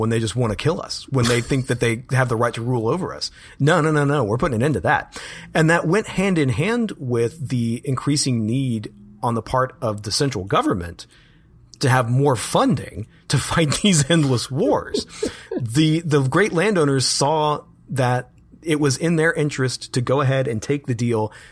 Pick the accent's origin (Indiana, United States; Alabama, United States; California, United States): Alabama, United States; Birmingham; here in my hometown of Birmingham